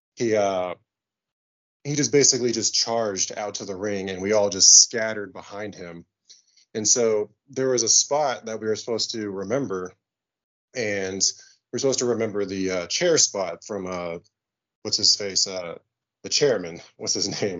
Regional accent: Kansas City, United States; it's my hometown

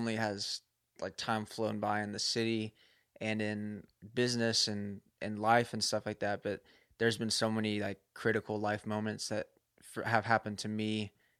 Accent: Louisville, Kentucky, United States; I usually claim Louisville, Kentucky.

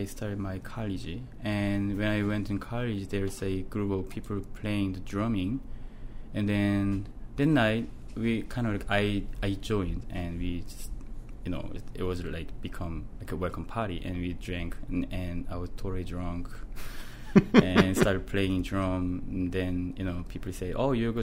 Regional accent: Suwon, Gyeonggi Province, South Korea; English is a second language; moved away as an adult; now in Newfoundland, Canada; I'm growing up in a city named Suwon. Suwon is a city near Seoul

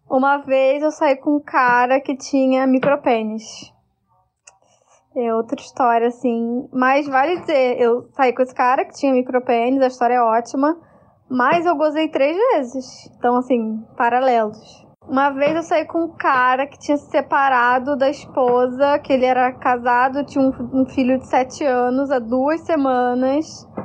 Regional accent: Araruama, Rio de Janeiro, Brazil; now in Porto Alegre, Brazil; eu sou de Araruama, né, uma cidade pequena.

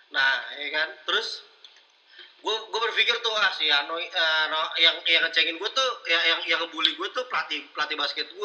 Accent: Jakarta, Indonesia; now in Pekanbaru, Indonesia; karena gue orang Jakarta gue pindah ke Pekanbaru

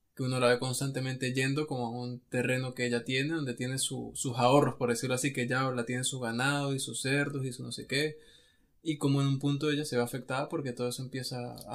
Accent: Venezuela; nosotros que somos de Venezuela

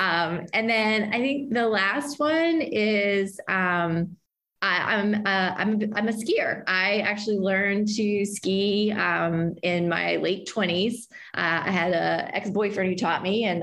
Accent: Martinsburg, West Virginia, United States; I grew up in Martinsburg, West Virginia

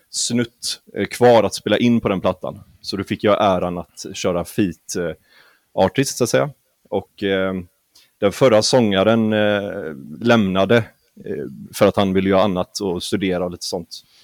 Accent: Solna, Stockholm County, Sweden; Är från Solna.

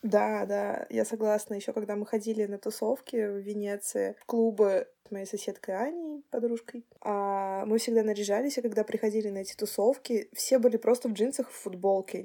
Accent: Russia; now in Estonia; У нас на самом деле очень веселые люди

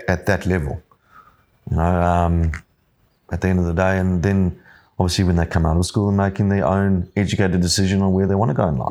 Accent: Johannesburg, Gauteng, South Africa; now in Yamba, Australia; I grew up in Johannesburg

